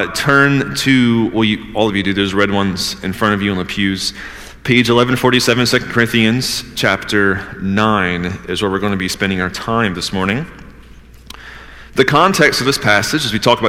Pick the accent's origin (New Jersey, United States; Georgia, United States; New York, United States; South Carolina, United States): Georgia, United States; also born or lived in Northeast United States; now in Northeast, United States; I'm from Georgia. I'm still, after almost being in the Northeast for, 15 years now